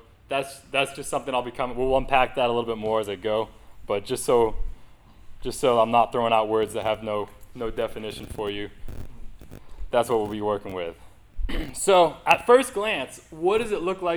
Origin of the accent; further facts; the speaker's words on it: New England, United States; moved away; growing up in New England